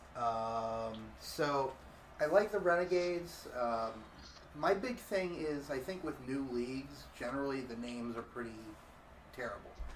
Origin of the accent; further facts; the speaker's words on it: Orlando, Florida, United States; also born or lived in Tulsa, Oklahoma; I'm from Orlando